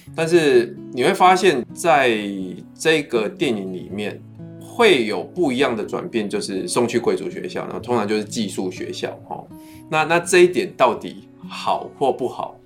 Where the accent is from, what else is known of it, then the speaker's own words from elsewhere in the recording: Wandan, Pingtung County, Taiwan; 像我是屏东出生的嘛，我家乡是万丹